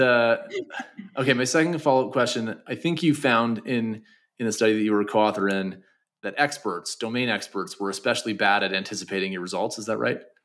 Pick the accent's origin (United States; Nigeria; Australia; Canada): Canada; I'm from Canada